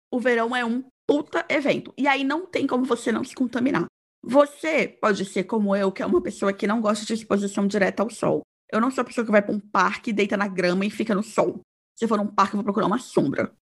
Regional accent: Fortaleza, Ceará, Brazil; moved away as an adult; also born or lived in Brasília; now in Toronto, Canada; eu sou de Fortaleza e respeito a minha história

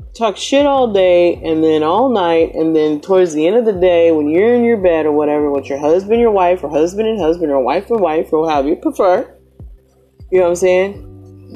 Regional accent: the South, United States; I'm from the South, and it's Southern hospitality

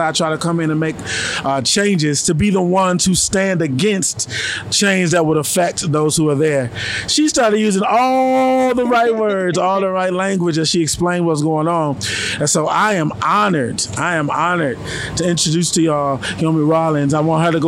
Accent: Chicago, Illinois, United States; I'm from Chicago

